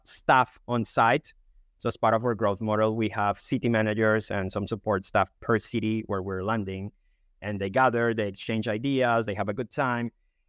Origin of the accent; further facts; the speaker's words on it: Colombia; English is a second language; now in United Kingdom; I'm Colombian, but I've been living in the UK. That's why my accent is a bit different.